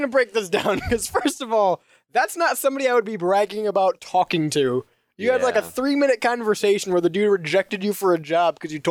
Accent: Ohio, United States

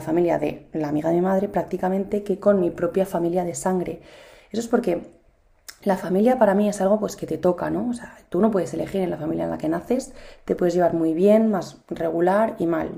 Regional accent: Spain; yo me siento muy española, eh, adoro mi país

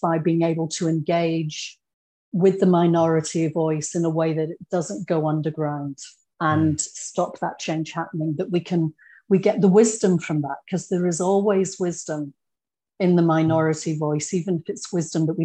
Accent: Scotland, United Kingdom; accent: Scottish; moved away as an adult; also born or lived in England; now in Australia; I grew up in Scotland, but had been born in England and with English parents. And I lost that accent really quickly

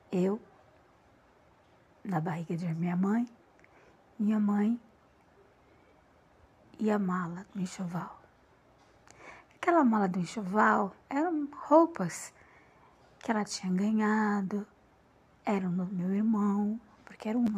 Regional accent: Porto Alegre, Rio Grande do Sul, Brazil; born there; eu posso dizer que tudo começou em Porto Alegre, no ano de 1967, onde eu nasci.

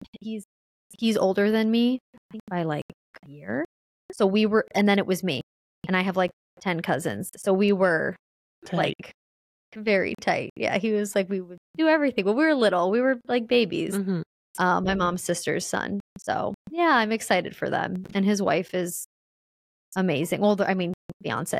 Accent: Illinois, United States; I'm from Illinois

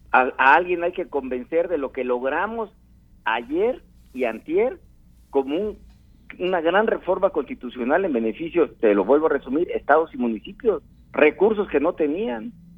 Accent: Guerrero, Mexico; Yo soy de Guerrero

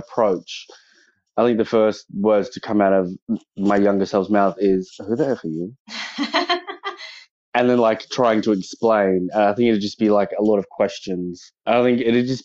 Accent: Kurri Kurri, New South Wales, Australia; also born or lived in Newcastle, New South Wales; So I grew up outside of Newcastle in, I guess, what you call the Hunter Valley in a little town called Currycurry

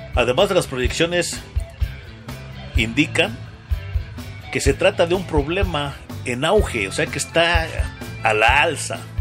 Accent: Mexico; que tenemos los mexicanos

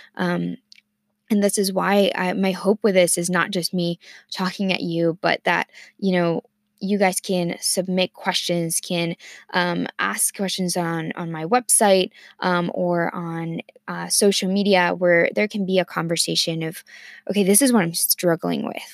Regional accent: Mexico City, Mexico; first language Spanish; English is a second language; also born or lived in Ohio, United States; now in Virginia, United States; of my life in Mexico City, of course, um, and then I moved to the U S to Ohio, um, seven years ago

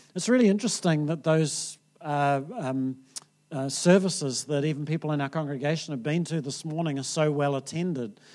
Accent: New Zealand

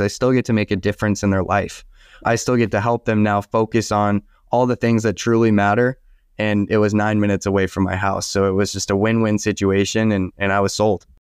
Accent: Southern California, United States; also born or lived in San Diego / Ventura County; I was born and raised in Southern California

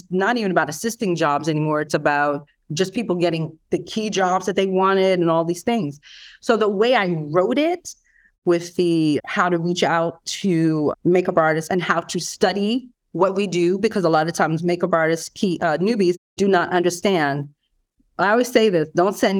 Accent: New York, United States; I'm a New Yorker

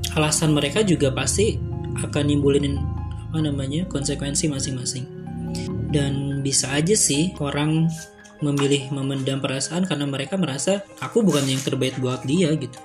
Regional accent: West Java, Indonesia; Asli Pasundan

